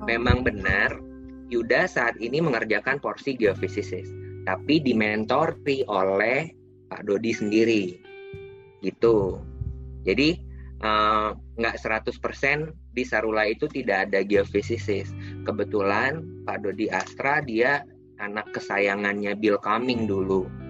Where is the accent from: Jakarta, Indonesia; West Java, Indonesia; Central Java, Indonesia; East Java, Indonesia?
West Java, Indonesia; padahal saya aslinya orang Sunda gitu kan ya.